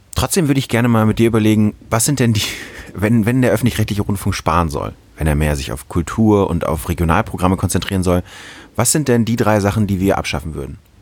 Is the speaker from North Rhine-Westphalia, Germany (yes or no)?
yes; North Rhine-Westphalia, Germany; moved away; ich komme jetzt aus Nordrhein-Westfalen ursprünglich